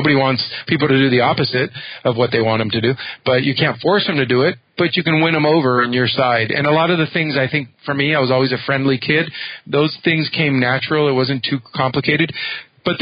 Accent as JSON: {"language": "English", "country": "United States", "tie": "born or raised there", "also_born_or_lived": "Havana, Cuba / San Francisco area / Los Angeles", "said": "I grew up in the United States"}